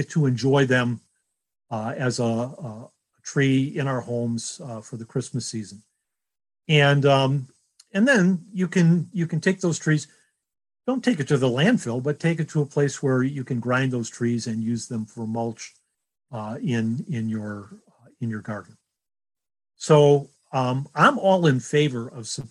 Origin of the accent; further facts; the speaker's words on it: Detroit, Michigan, United States; growing up in Detroit, my dad on the way home from the auto factory would stop at a local lot